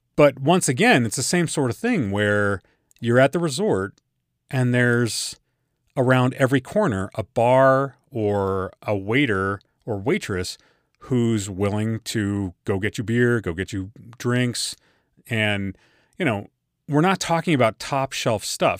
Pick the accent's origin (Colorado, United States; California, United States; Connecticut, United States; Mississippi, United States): Colorado, United States; we're all from Colorado